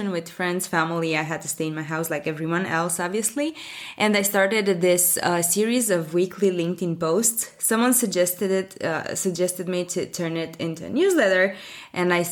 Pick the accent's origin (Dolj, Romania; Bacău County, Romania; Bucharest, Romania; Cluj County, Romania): Bucharest, Romania; I'm from Europe, from Bucharest, Romania.